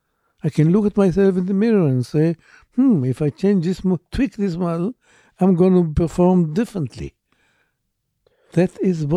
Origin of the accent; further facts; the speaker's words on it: Israel; Born and raised in Israel, yes.